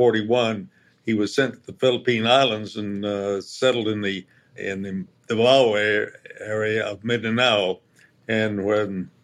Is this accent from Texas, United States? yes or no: no; San Francisco, California, United States; And I grew up in the San Francisco area